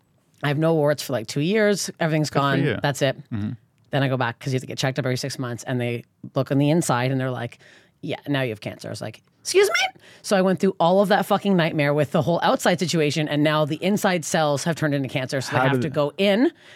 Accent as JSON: {"language": "English", "country": "Canada", "moved": "as an adult", "lives_now": "United States", "said": "I am Canadian"}